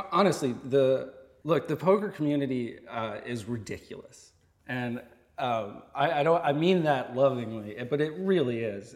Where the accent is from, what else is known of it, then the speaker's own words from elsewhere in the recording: Vermont, United States; moved away as an adult; also born or lived in Boston; I grew up in Vermont